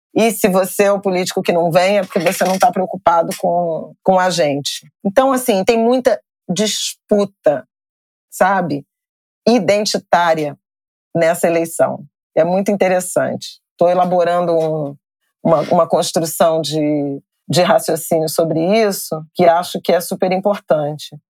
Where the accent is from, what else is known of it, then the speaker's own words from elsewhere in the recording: Rio de Janeiro, Brazil; Eu sou do Rio de Janeiro